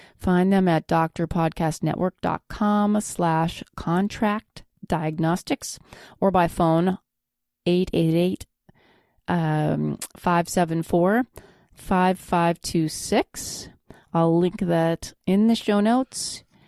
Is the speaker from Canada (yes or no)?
yes; Flin Flon, Manitoba, Canada; moved away; My hometown